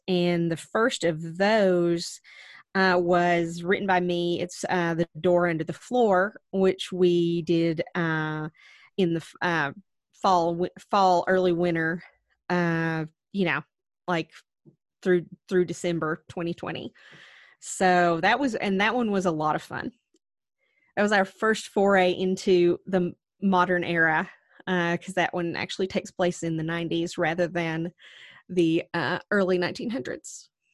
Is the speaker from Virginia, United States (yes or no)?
yes; Wise County, Virginia, United States; back home to Wise County, where we grew up in Virginia